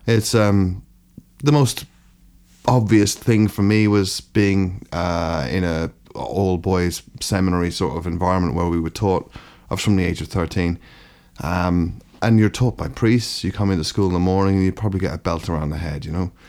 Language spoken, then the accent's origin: English; Ireland; also born or lived in London; now in Brighton, United Kingdom; growing up in Ireland